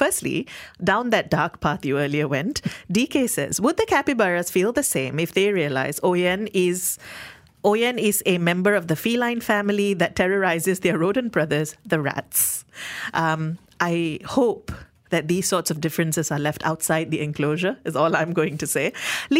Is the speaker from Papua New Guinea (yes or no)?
no; Malaysia; I went in for free because as a Malaysian, 30 days from your birth date, entry is free.